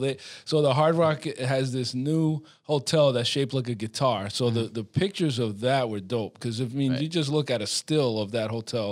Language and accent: English; Providence, Rhode Island, United States; I grew up in Providence